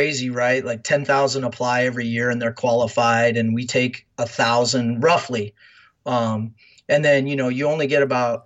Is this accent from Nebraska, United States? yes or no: yes; Fremont, Nebraska, United States; moved away as an adult; I grew up in Fremont, Nebraska, so I'm as Nebraska as it comes